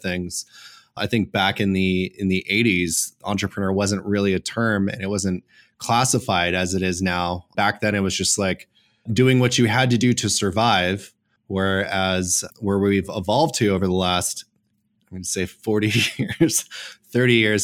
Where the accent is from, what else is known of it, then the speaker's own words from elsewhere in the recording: Los Angeles, California, United States; I was born and raised in Los Angeles